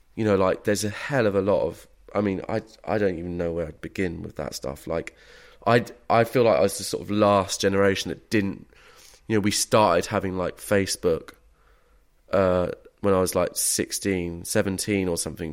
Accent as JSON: {"language": "English", "region": "England", "country": "United Kingdom", "said": "as a English middle class man"}